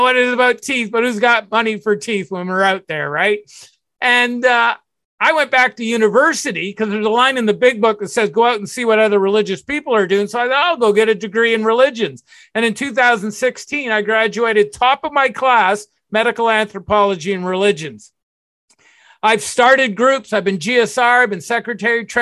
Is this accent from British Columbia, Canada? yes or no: no; Burlington, Ontario, Canada; also born or lived in Toronto; I moved from Toronto back to my old hometown, Burlington